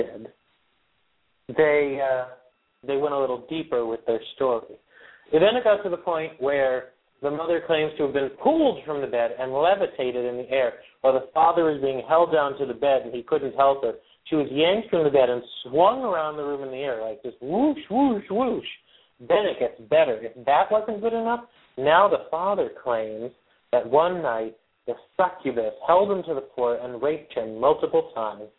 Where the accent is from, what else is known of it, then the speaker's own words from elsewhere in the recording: West Pittston, Pennsylvania, United States; The house is in West Pittston, Pennsylvania, my hometown.